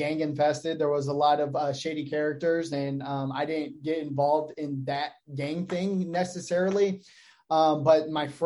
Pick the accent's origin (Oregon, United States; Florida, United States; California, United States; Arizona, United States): Arizona, United States; Phoenix; I grew up in Maryvale here locally.